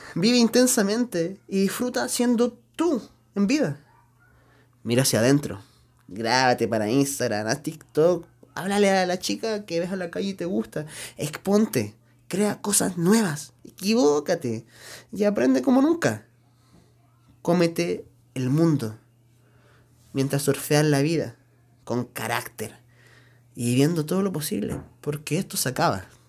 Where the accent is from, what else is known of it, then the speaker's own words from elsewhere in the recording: Chile; no soy mexicano por si acaso, yo soy chileno